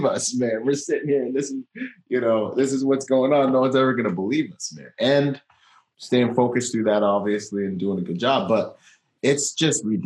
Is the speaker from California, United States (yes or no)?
no; Gig Harbor, Washington, United States; I grew up in Washington in Gig Harbor